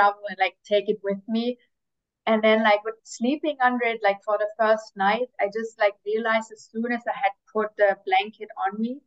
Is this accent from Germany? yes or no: yes; near Stuttgart, Baden-Württemberg, Germany; moved away as an adult; also born or lived in United States / Middle East / Asia; I was born in Germany, in like a small town near Stuttgart, where, like, I don't know, for those who know, it's like where they make a lot of cars. Grew up there